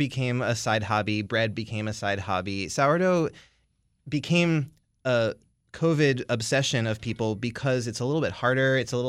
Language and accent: English; Owings Mills, Maryland, United States; I grew up in Owings Mills outside of Baltimore.